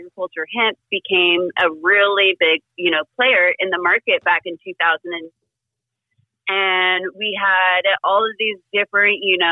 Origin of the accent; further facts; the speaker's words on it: North Carolina, United States; moved away as an adult; also born or lived in Portland; now in California, United States; I'm originally from North Carolina. I grew up on the coast over there.